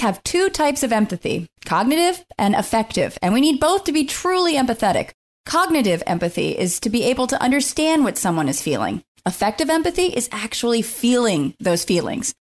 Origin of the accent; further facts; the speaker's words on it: Scotland, United Kingdom; I'm a Scottish lady